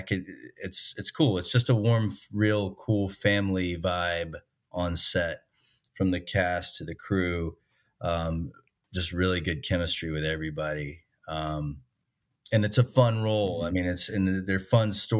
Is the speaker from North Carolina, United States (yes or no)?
yes; Winston-Salem, North Carolina, United States; also born or lived in Wilmington, North Carolina; I grew up in Winston-Salem, North Carolina, and moved to Wilmington because of the film industry there